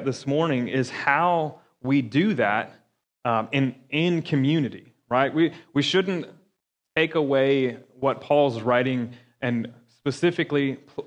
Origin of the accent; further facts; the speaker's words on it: Florida, United States; moved away; I'm from Florida